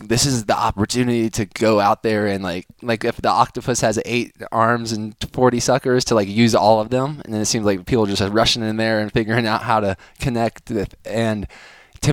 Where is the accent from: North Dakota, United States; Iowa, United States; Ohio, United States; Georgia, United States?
Georgia, United States; we're both from Georgia